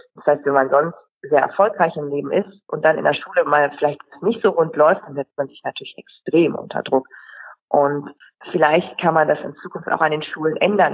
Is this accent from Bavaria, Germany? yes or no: no; Friesland, Lower Saxony, Germany; moved away as an adult; also born or lived in Hamburg; ich komme ja aus dem Friesland